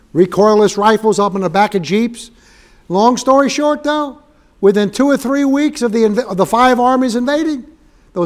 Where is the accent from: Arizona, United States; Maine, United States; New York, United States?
New York, United States; New York City; moved away; I grew up in Manhattan.